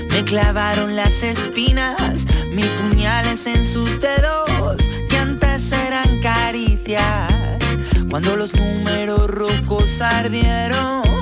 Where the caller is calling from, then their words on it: Seville, Andalusia, Spain; soy de Sevilla.